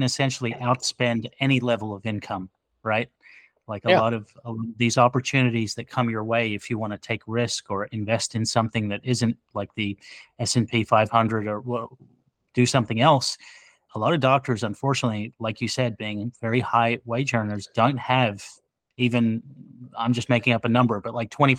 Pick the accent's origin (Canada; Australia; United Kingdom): Australia; now in New Jersey, United States; I grew up in Australia and I stayed on the East Coast, and then I married a Jersey girl. So I have no choice. I'm stuck in New Jersey forever